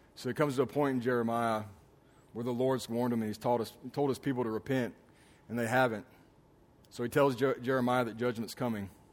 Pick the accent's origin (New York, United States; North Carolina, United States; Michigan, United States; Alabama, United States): Alabama, United States; moved away; also born or lived in Houston; I remember growing up in Alabama, in this small town that we lived